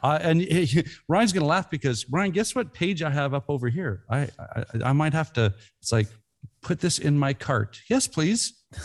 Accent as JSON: {"language": "English", "country": "Canada", "said": "we're Canadians"}